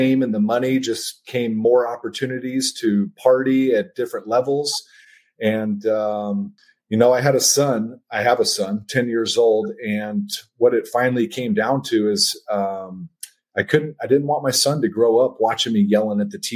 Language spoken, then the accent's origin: English; Mesa, Arizona, United States; also born or lived in Albuquerque, New Mexico; I was born and raised out here in Mesa, Arizona, where I still live